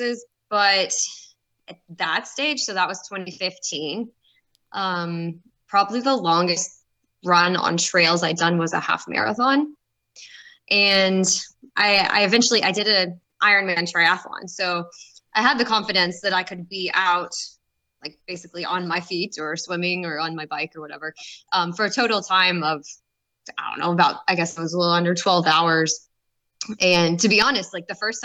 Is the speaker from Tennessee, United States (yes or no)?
yes; Knoxville, Tennessee, United States; I was born and raised here in Knoxville